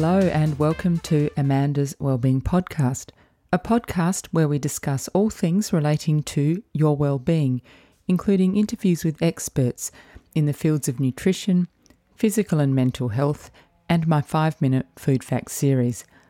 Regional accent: Adelaide, South Australia, Australia; growing up in Adelaide, which is the nearest big city to the southeast where you grow up

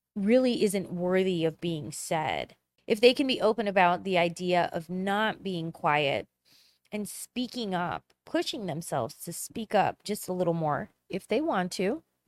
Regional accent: Chicago, Illinois, United States; I'm from Chicago

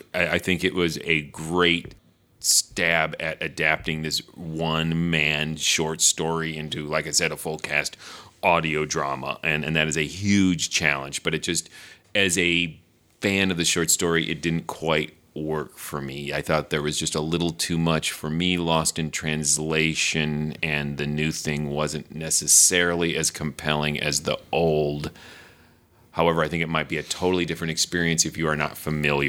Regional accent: United States; as an American

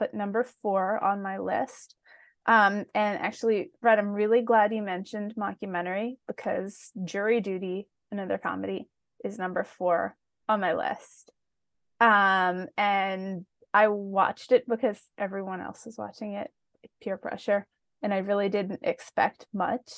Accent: Philadelphia, Pennsylvania, United States; I am the product of Philadelphia public schools

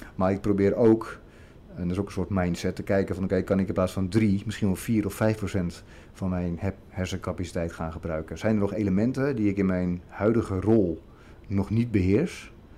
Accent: Zeist, Utrecht, Netherlands; Ik ben opgegroeid in de provincie Utrecht

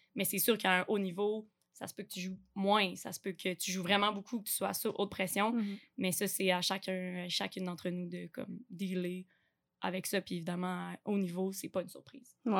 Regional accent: Quebec City, Quebec, Canada; je viens de Québec, euh, la ville

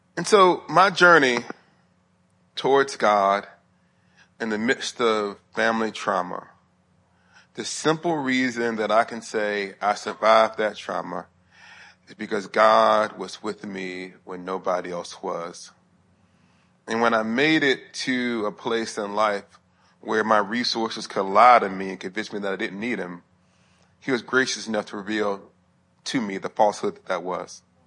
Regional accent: Huntsville, Alabama, United States; moved away as an adult; also born or lived in Sewanee, Tennessee; I was living in Huntsville, Alabama, up to where I went to school at the University of the South. in Swanee, Tennessee, it's about an hour and ten minutes from my hometown to where my university was

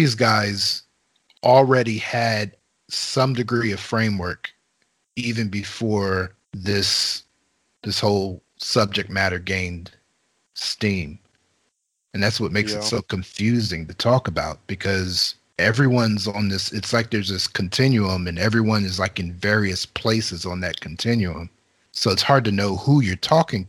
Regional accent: Steelton, Pennsylvania, United States; those that I grew up with in Steelton

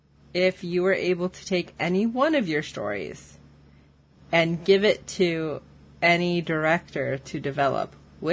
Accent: Chicago, Illinois, United States; I'm from the Chicago area

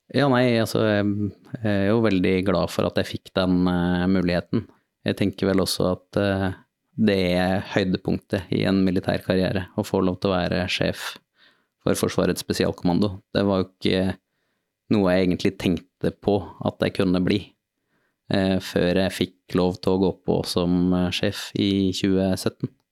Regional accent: Trondheim, Trøndelag, Norway; jeg er født og oppvokst i Trondheim

